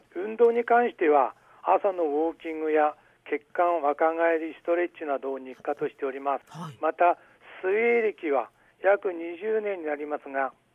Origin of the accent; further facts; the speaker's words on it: Aomori, Japan; 生まれも育ちも青森